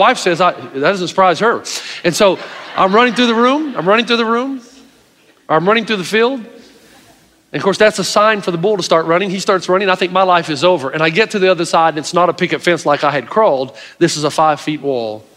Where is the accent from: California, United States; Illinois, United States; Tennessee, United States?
Tennessee, United States; East; growing up in East Tennessee